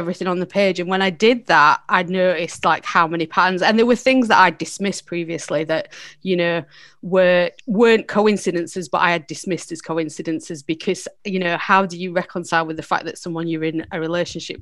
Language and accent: English; Barnsley, Yorkshire and the Humber, United Kingdom; I grew up in Barnsley.